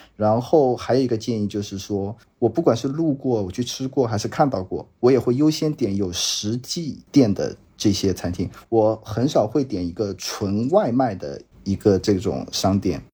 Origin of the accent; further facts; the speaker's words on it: Jiangsu, China; 我本身是江苏人